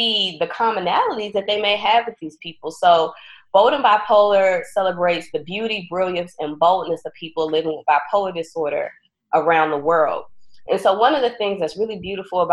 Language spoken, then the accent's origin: English; Southern Maryland, United States; now in Chicago, United States; I'm originally from Southern Maryland. I'm originally a country girl.